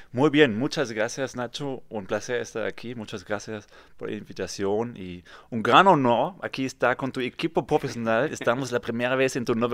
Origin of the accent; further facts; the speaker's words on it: Kassel, Hesse, Germany; Spanish is a second language; moved away as an adult; now in Tulum, Mexico; Yo soy mexicano de corazón. Bien. Pero mi casa de origen es de Alemania. Ok. ¿Qué parte? Eh, de cerca de Frankfurt, un pueblo que nadie conoce, Kassel.